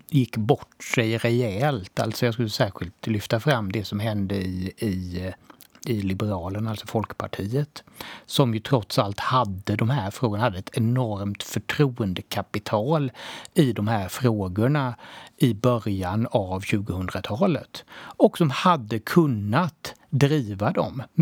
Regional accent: Sweden; Jag tror ju att det har varit väldigt lätt att att, eh, ja, så här, som svensk medelklass att kunna undgå och se, det här, se den här utvecklingen.

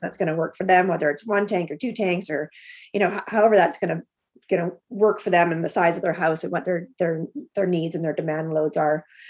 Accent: Alberta, Canada; moved away; I grew up in Alberta, and the water there is much different than it is here.

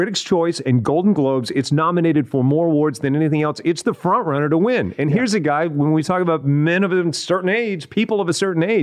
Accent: California, United States; also born or lived in Texas; "No, I'm from California. I was born in Texas."

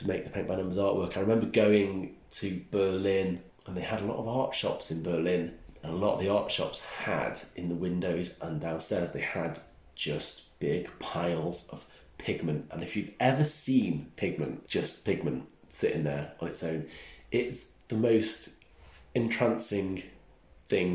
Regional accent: Snowdonia, Wales, United Kingdom; accent: Welsh; moved away; I grew up in Snowdonia, where there is colour, but it's quite dark and bleak quite a lot of the time.

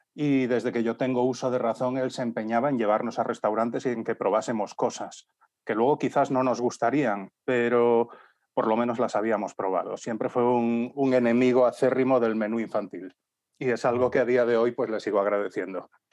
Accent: Galicia, Spain; moved away as an adult; also born or lived in Vigo / Santiago de Compostela / Madrid / Seville; yo soy gallego y había vivido en distintas zonas de Galicia. Yo nací en Vigo, pero mis padres trabajaban allí. Me trasladé cuando tenía 10

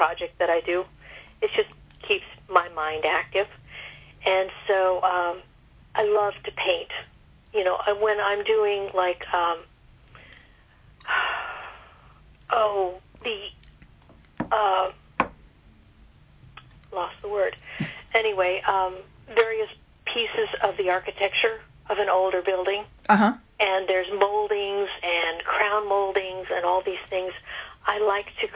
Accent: Grand Island, Nebraska, United States; Grand Island, Nebraska is where I grew up.

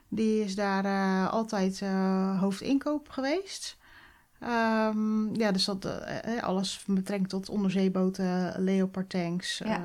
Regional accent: Oud-Beijerland, South Holland, Netherlands; also born or lived in Gouderak; now in Krimpen aan den IJssel, Netherlands; Ik ben eh, opgegroeid in Oud-Beierland. Nou, dat ligt ongeveer een kilometer

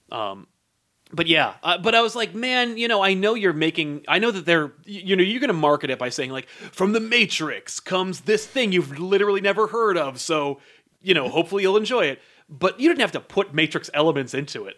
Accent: United States; as an American, I don't believe I have an accent

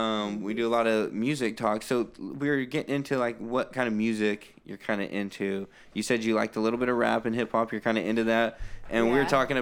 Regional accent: Lodi, California, United States; So our senior class at Lodi, because we're all from Lodi

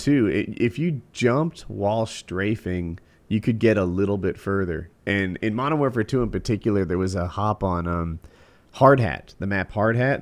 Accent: New Jersey, United States; now in North Carolina, United States; while I live in North Carolina, which is undoubtedly a Southern state, I was grew, I grew up in New Jersey

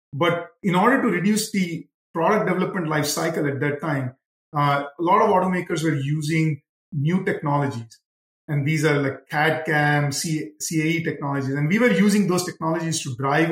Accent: India; moved away as an adult; now in Detroit area, United States; And I grew up in India, which was like the 1980s India.

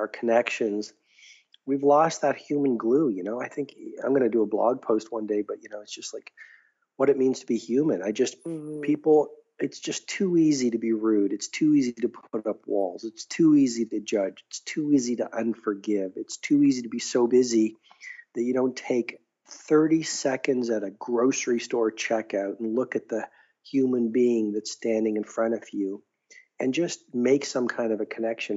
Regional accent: Canada; I'm a Canadian

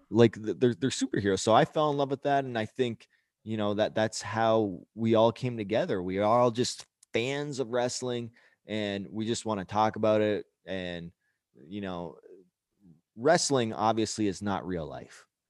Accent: Canada; being Canadian

